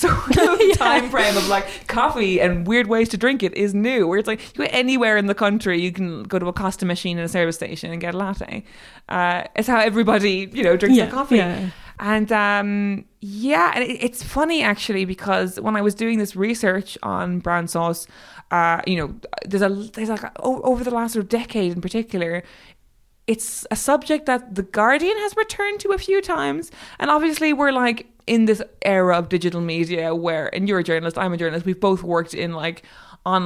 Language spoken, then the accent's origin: English; Ireland; moved away as an adult; now in United Kingdom; I'm Irish